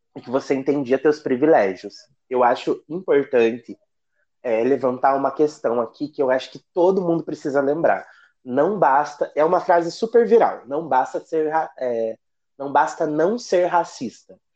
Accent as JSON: {"language": "Portuguese", "town": "Ponta Grossa", "region": "Paraná", "country": "Brazil", "tie": "born or raised there", "moved": "as an adult", "lives_now": "Rio de Janeiro, Brazil", "said": "Eu moro numa vila que fica a 14 quilômetros da cidade Ponta Grossa. Ainda pertence, mas é tipo zona rural"}